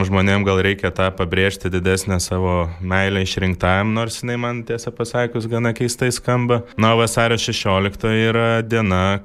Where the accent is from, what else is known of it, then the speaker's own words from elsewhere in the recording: Lithuania; Aš jau gimiau nepriklausomai Lietuvo